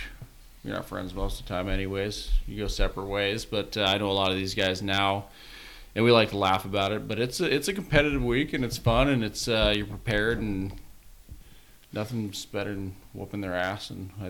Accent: Montana, United States; also born or lived in Nebraska; growing up in Montana

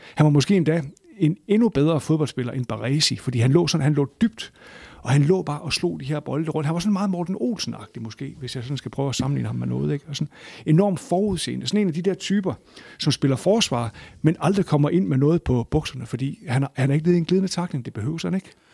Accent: Aalborg, North Denmark Region, Denmark; altså jeg kommer fra Aalborg, og jeg har været på Aalborg Stadion siden midten af 70'erne

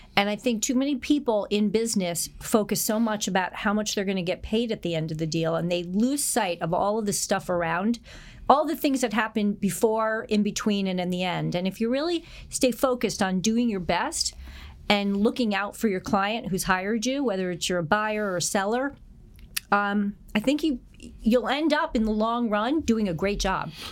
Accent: New Haven, Connecticut, United States; moved away as an adult; also born or lived in Philadelphia, Pennsylvania; now in New York, United States; I grew up outside of New Haven, Connecticut

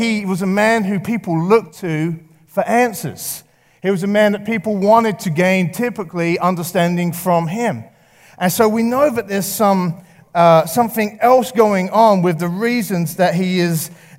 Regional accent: England, United Kingdom; moved away; I grew up in England, if you didn't know, and I've been here 15 years.

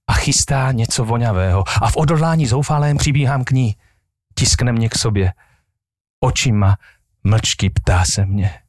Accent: Moravia, Czechia; ja som vyrastal vlastne na Morave a tí Moraváci boli takíto ľudia

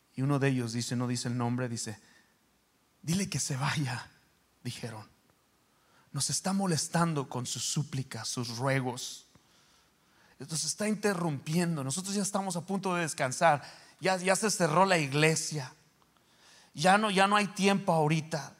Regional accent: Mexico; yo soy de México

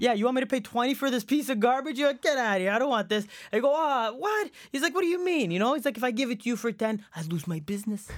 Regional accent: Canada; born or raised there; English is a second language; also born or lived in Saudi Arabia / Egypt

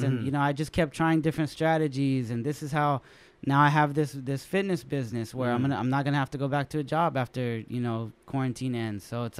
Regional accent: San Jose, California, United States; San Jose High, ratchet.

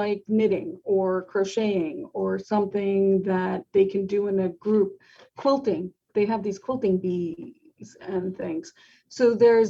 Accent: New York, United States; I'm a New Yorker at heart

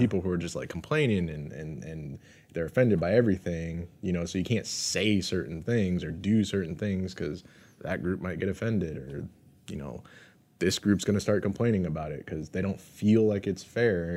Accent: United States

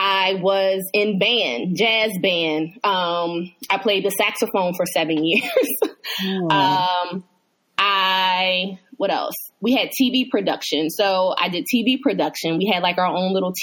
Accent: Hershey, Pennsylvania, United States; born or raised there; also born or lived in Chester, Pennsylvania

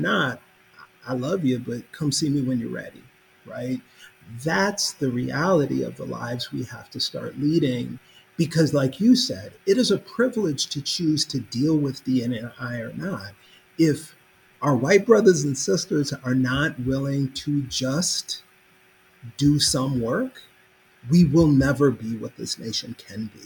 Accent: Minneapolis, Minnesota, United States; now in Kentucky, United States; my hometown

